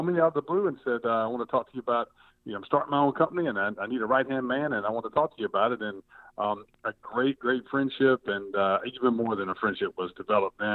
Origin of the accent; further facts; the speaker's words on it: South Georgia, United States; Growing up in South Georgia